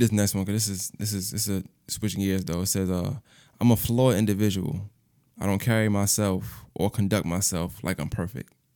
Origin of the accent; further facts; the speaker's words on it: New York, United States; now in Augusta, United States; I'm from Brooklyn